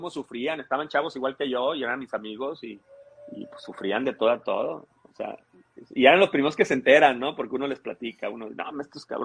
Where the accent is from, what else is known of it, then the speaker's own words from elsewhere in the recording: Tampico, Tamaulipas, Mexico; born there; now in Cadereyta, Mexico; yo te dije que nací en Tampico y cuando